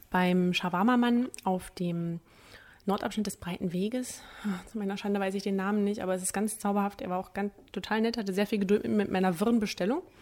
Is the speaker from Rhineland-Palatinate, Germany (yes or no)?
no; Magdeburg, Saxony-Anhalt, Germany; ich komme aus Magdeburg, sorry.